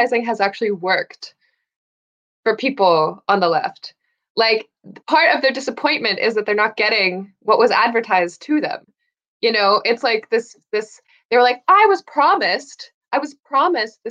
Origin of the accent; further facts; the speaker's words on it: United States; As an American